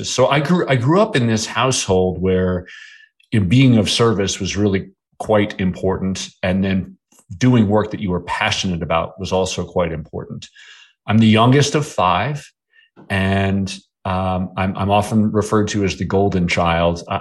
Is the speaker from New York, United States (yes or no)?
yes; Bedford Hills, New York, United States; also born or lived in Manhattan, New York / New Jersey; we moved from New Jersey to the town that I grew up in, which was called Bedford Hills, New York.